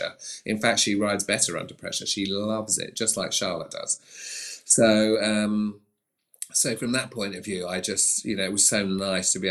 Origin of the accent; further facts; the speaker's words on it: Sark, Guernsey; moved away; I came from Sark in the Channel Islands, we didn't even have a stable